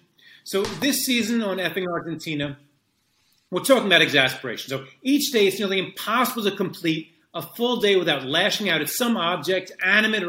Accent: Hicksville, New York, United States; I grew up on Long Island, actually in Hicksville

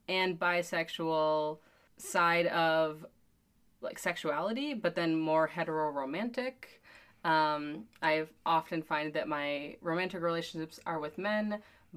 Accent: Wisconsin, United States; also born or lived in Milwaukee; I'm from Wisconsin, but I've been living in Milwaukee for about 12 years now

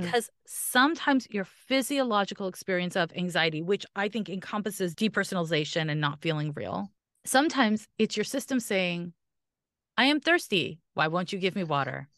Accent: Canada; I'm Canadian

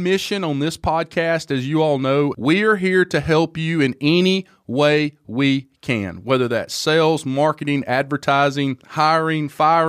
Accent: Alabama, United States; I'm from Alabama

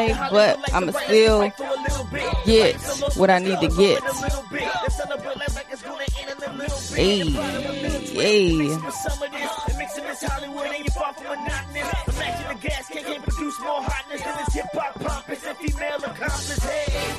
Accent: Detroit, Michigan, United States; now in Virginia Beach, United States; I am from Detroit

